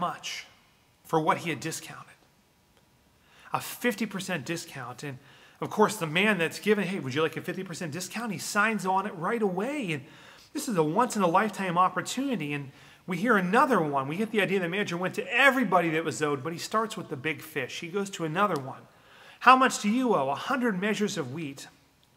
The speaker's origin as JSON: {"language": "English", "region": "Western Pennsylvania", "country": "United States", "tie": "born or raised there", "said": "where I grew up in Western Pennsylvania"}